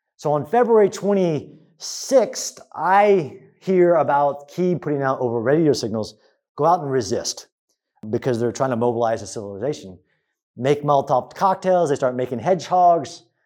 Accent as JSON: {"language": "English", "country": "United States", "said": "as an American"}